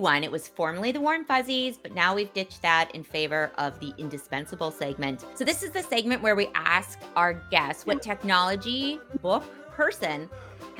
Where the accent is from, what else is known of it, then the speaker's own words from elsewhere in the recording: Midwest, United States; as a Midwesterner